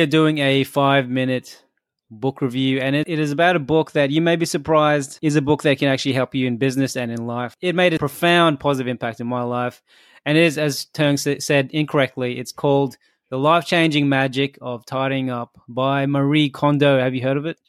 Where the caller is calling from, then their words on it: Australia; I'm calling in from Australia